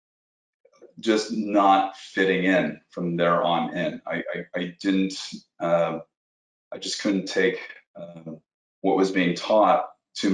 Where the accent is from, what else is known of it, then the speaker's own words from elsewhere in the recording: Toronto, Ontario, Canada; now in Malibu, United States; Canadian. I'm from Canada, Toronto, Canada